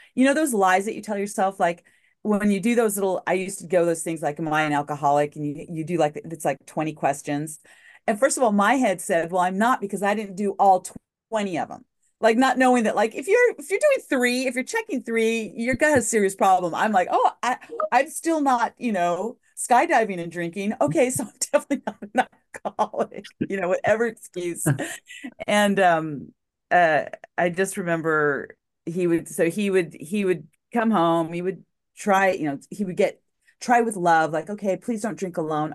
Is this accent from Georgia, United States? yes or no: no; Albuquerque, New Mexico, United States; moved away as an adult; also born or lived in El Paso, Texas / Farmington, New Mexico / Puget Sound Region; I was in my hometown of Albuquerque